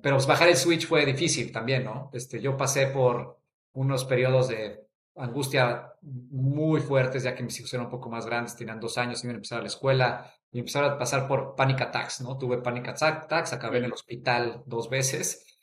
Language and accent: Spanish; Mexico City, Mexico; yo soy de la Ciudad de México, crecí ahí toda mi vida